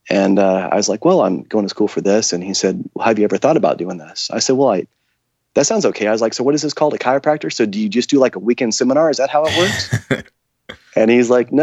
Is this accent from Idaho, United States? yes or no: no; Tulsa, Oklahoma, United States; I was born in the Midwest, born in Tulsa, Oklahoma, raised in a small town